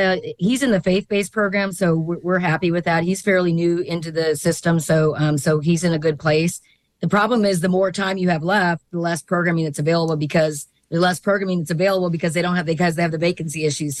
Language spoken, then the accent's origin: English; Nassau County, Florida, United States; my county, I'm from Nassau County